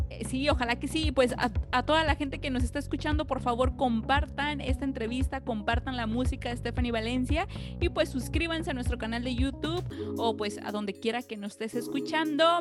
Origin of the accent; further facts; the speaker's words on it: Acapulco, Guerrero, Mexico; now in Los Angeles, United States; yo nací en Acapulco